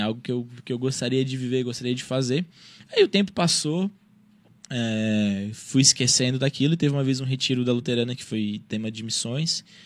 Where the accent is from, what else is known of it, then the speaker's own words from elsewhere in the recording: Brazil; Eu sou do Brasil